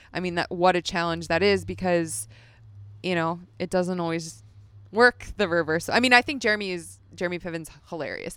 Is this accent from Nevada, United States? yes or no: yes; Las Vegas, Nevada, United States; As a kid, I grew up in Las Vegas.